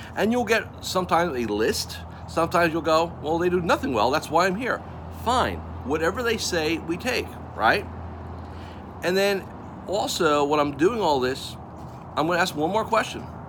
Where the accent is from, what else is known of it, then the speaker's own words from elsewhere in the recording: Melbourne, Florida, United States; I'm coming to you from my hometown of Melbourne, Florida